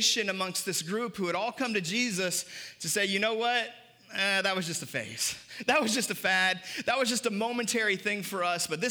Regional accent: United States; for us as Americans, we can wrap up our identity in red, white, and blue and wrap up our identity in being American. And I'm grateful to be an American

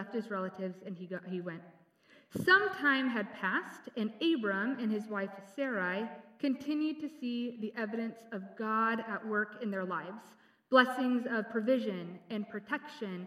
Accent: San Diego, California, United States; I grew up in San Diego

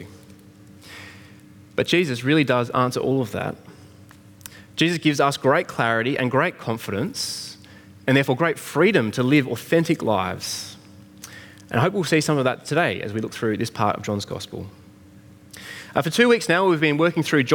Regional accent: Australia; I'm an Australian-born, 6-foot-something man

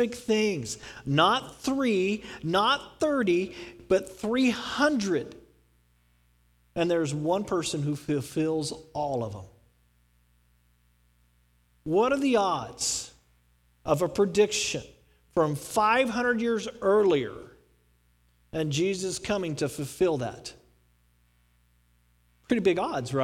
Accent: Texas, United States; I'm from Texas

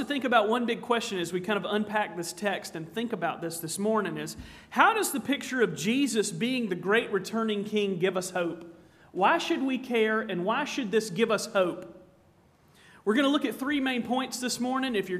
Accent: Charleston, South Carolina, United States; now in Virginia, United States; When I was a little squirt growing up in Charleston, South Carolina

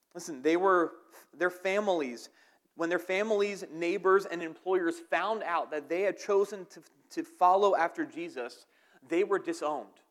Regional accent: outside of Philadelphia, New Jersey, United States; I'm from New Jersey, outside of Philadelphia

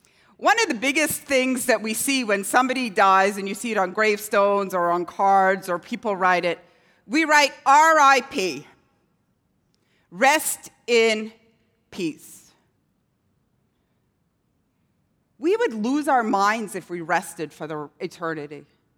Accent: Scotland, United Kingdom; I lived in a town growing up in Scotland where nobody locked their doors.

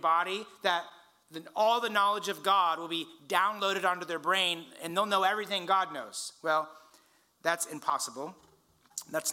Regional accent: Indiana, United States; now in California, United States; I grew up in Indiana.

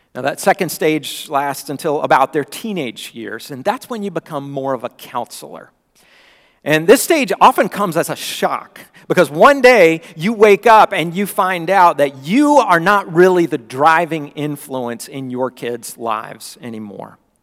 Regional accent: Florida, United States; moved away; when I was growing up in Florida

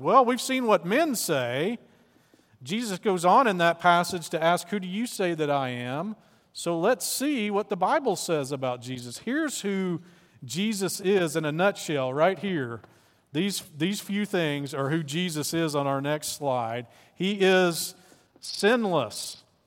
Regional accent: Arkansas, United States; I'm from Arkansas

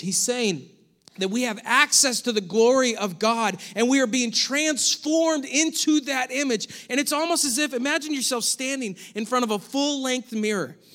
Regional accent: United States; as American Christians

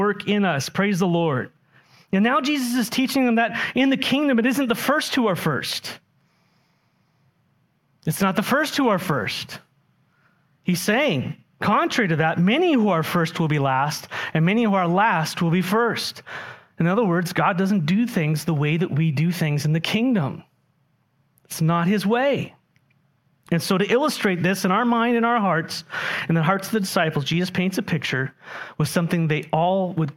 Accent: San Diego, California, United States; moved away; when I grew up in San Diego

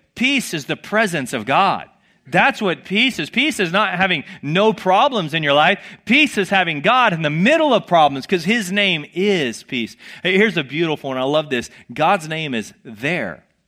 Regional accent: the South, United States; I grew up in the South

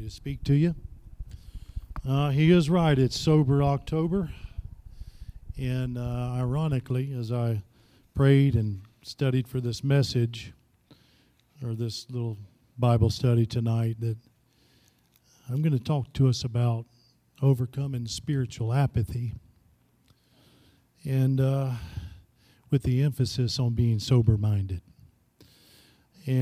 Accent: Florida, United States; also born or lived in Tennessee; now in Kansas City, United States; Back home, I'm originally from Florida.

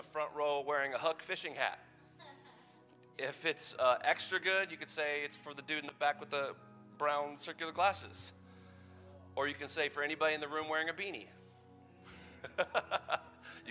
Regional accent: Madison, United States; in downtown Madison in my hometown

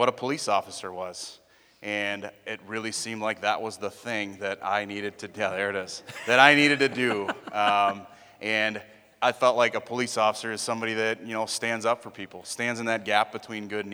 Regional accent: Appleton, Wisconsin, United States; I grew up in Appleton

